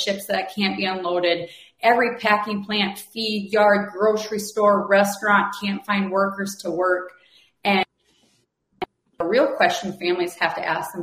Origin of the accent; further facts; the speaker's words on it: United States; we as an American people